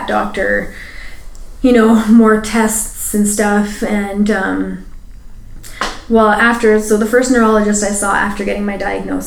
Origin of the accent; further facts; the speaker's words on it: Edmonton, Alberta, Canada; growing up in Edmonton, being East Indian in the 80s